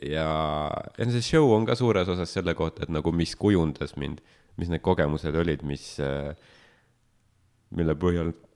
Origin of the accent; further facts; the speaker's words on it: Estonia; ma olen sündinud vabas Eestis